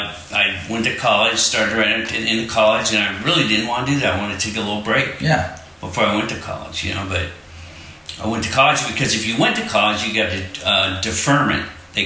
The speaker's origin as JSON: {"language": "English", "town": "Cupertino", "region": "California", "country": "United States", "tie": "born or raised there", "also_born_or_lived": "Coral Gables, Florida / Michigan", "said": "And then came to California when I was 9."}